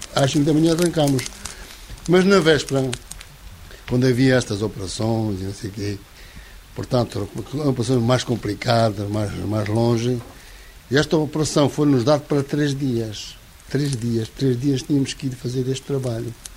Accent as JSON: {"language": "Portuguese", "town": "Santarém", "region": "Santarém District", "country": "Portugal", "said": "Nós somos de Santarém"}